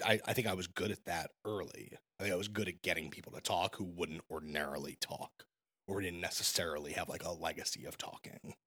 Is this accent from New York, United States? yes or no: yes; Brooklyn, New York, United States; I'm born and raised in Brooklyn.